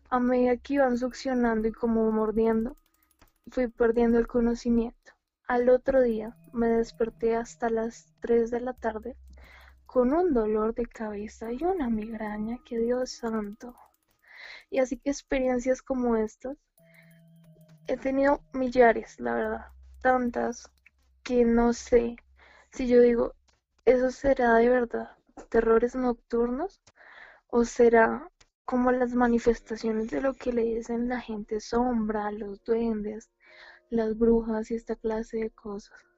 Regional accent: Colombia; accent: Colombian; Ah, sí, soy de Colombia.

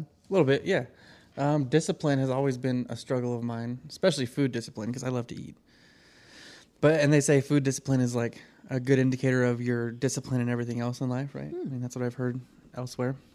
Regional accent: Reno, Nevada, United States; I was born in Reno here

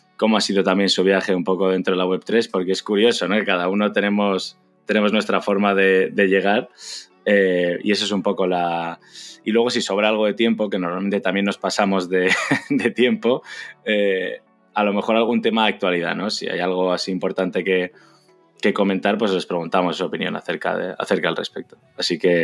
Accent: Madrid, Community of Madrid, Spain; also born or lived in China; soy de Madrid

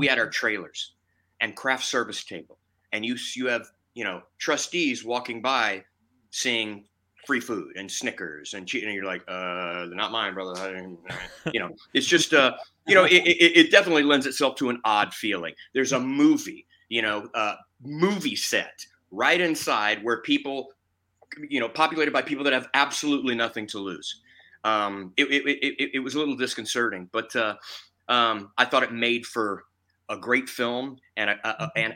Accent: Lake Charles, Louisiana, United States; I was born in Lake Charles, Louisiana

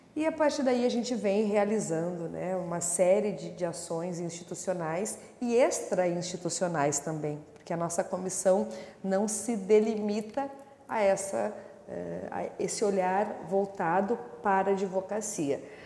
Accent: Porto Alegre, Rio Grande do Sul, Brazil; Nasci em Porto Alegre, no bairro Restinga, onde morei até os seis anos de idade

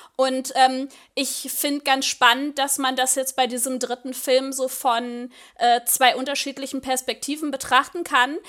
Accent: Germany; für uns als Deutsche

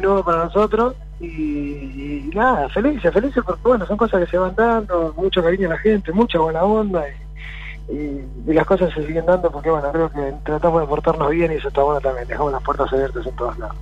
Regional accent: Argentina; somos argentinos, orgullosos de ser argentinos

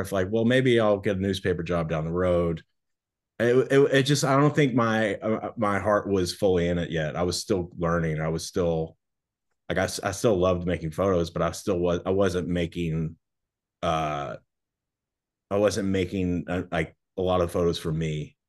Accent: Kentucky, United States; moved away as an adult; also born or lived in Naples, Florida; now in Miami, United States; I grew up in Kentucky

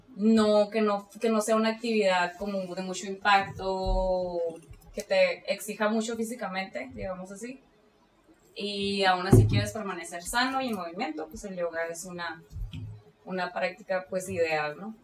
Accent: Mexicali, Baja California, Mexico; soy de aquí de Mexicali

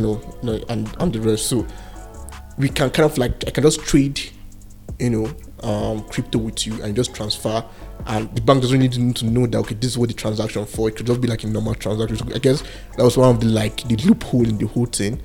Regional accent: Jos, Plateau, Nigeria; I was born and raised here in Jos

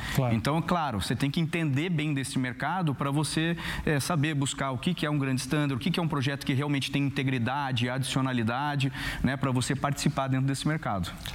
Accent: Curitiba, Paraná, Brazil; eu que sou lá de Curitiba

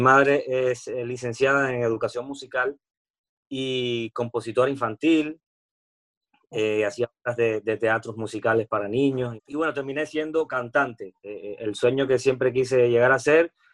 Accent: Cuba; moved away as an adult; also born or lived in Spain; soy cubano, soy artista, soy cantante

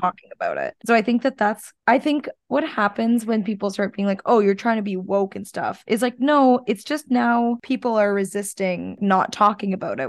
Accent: Canada; being a Canadian

